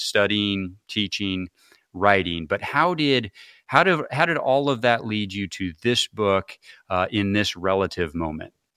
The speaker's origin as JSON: {"language": "English", "town": "Peoria", "region": "Illinois", "country": "United States", "tie": "born or raised there", "said": "I grew up in Peoria, Illinois"}